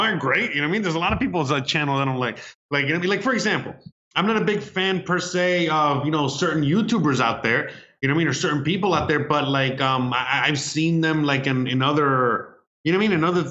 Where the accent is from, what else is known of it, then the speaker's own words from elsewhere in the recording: United States; now in Mexico; I'm Hispanic, you know, I mean, I'm American